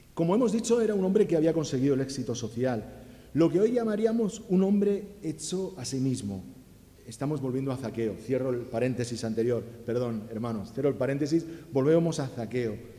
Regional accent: Alicante, Valencian Community, Spain; now in Catalonia, Spain; Eh, pero en mi casa éramos valencianos, yo nací en Alicante

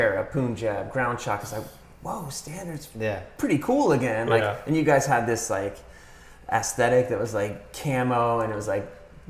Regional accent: North Carolina, United States; I'm from North Carolina. Everyone's super nice.

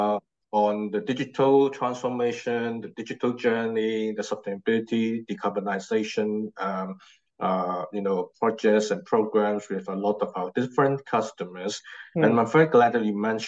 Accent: Hong Kong; moved away as an adult; now in London, United Kingdom; I'm from Hong Kong originally, and now the past 2 years I now physically relocated and based in London, UK.

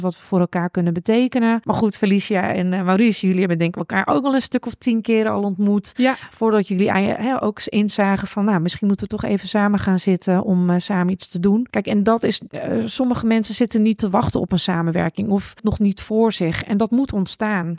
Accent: Netherlands; also born or lived in Japan; die twee eh, nationaliteiten waar ik ben opgegroeid. En dat Nederlandse van gewoon je kan tegen iedereen praten, het maakt niet uit

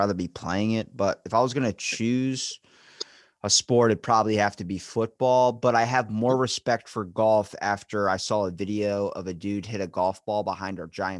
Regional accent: Maryland, United States; I'm from Maryland

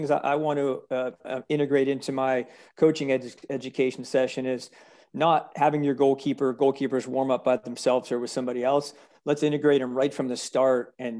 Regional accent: Connecticut, United States; I'm from Connecticut, like George. I came from a small town, really at the time, no really sort of club system.

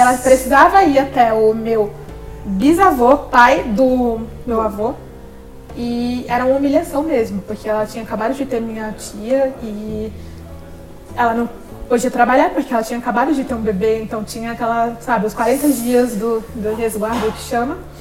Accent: Sergipe, Brazil; meu estado é pequeno, que eu sou de Sergipe

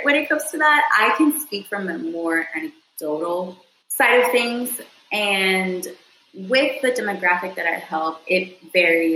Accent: Houston, Texas, United States; I was raised in Southwest Houston

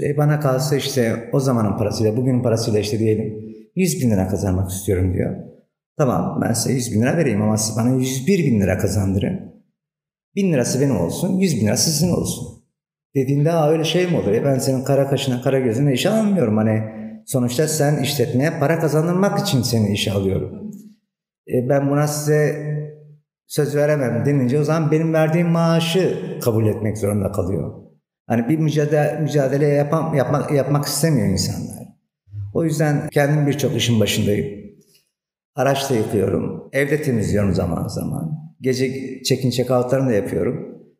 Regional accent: Diyarbakır Province, Turkey; now in Antalya, Turkey; 1972 Diyarbakır doğumluyum

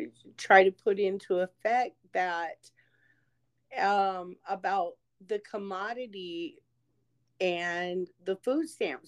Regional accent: Rosebud, South Dakota, United States; moved away; I'm from Rosebud, Pine Ridge is right next to me.

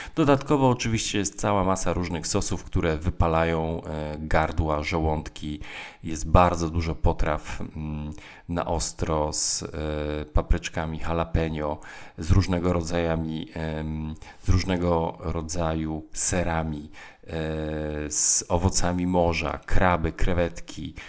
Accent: Tricity area, Pomeranian Voivodeship, Poland; ja jestem z okolic e, Trójmiasta

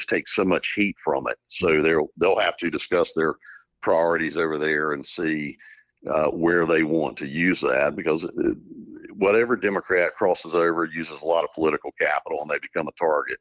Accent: Eastern North Carolina, United States; I'm from Eastern North Carolina, and the people of the East are my people.

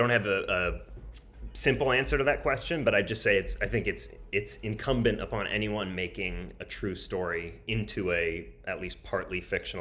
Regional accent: St. Louis, Missouri, United States; I grew up in St. Louis, Missouri, in sort of a really nice, lovely suburb of St. Louis.

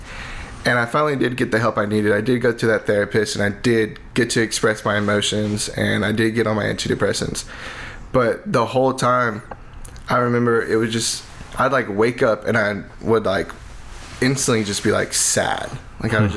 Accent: Lake Charles, Louisiana, United States; growing up in Lake Charles, was very involved with youth ministry

